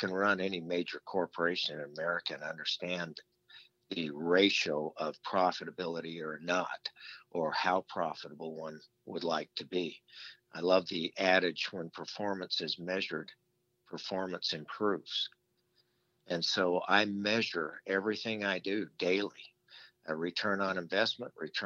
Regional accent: Las Vegas, Nevada, United States; my father had rental homes growing up in Las Vegas

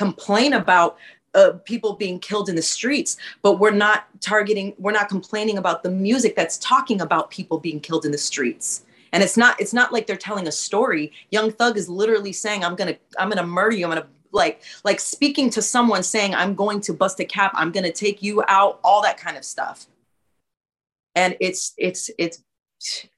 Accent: West Coast, United States; I'm from the West Coast

